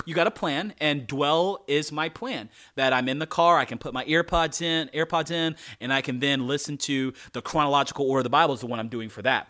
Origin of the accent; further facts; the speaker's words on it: North Carolina, United States; I'm a black guy and I grew up in North Carolina.